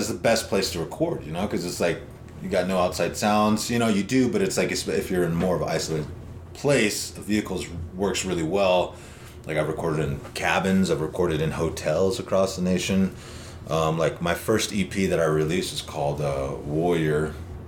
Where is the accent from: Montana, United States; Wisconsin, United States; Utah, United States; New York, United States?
Montana, United States; Lodge Grass; now in Lander, United States; my hometown, which was Lodgegrass, Montana